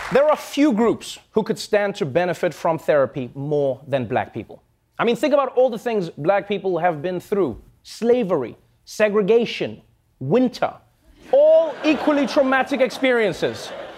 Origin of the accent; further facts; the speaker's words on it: South Africa; I grew up in South Africa.